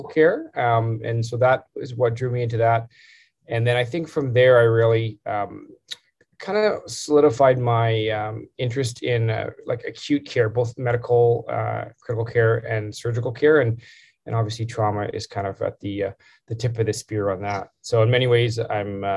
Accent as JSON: {"language": "English", "town": "Calgary", "region": "Alberta", "country": "Canada", "tie": "born or raised there", "also_born_or_lived": "London, Ontario / Edmonton / Toronto", "moved": "as an adult", "said": "I grew up in Calgary, so I'm a Calgary boy"}